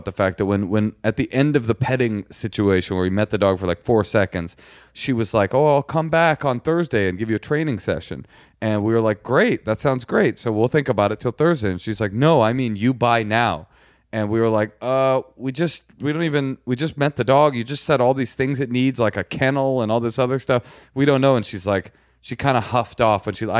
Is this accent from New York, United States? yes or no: no; Los Angeles, California, United States; No, I grew up in Grenada Hills. I'm from here. I went to Hollywood High School. This is my hometown. Un Angelino.